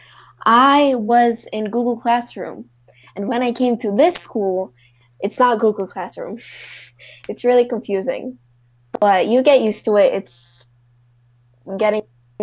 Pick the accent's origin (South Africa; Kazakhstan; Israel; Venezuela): Kazakhstan; also born or lived in Istanbul, Turkey; I was actually born in Turkey, in Istanbul, but I am from Kazakhstan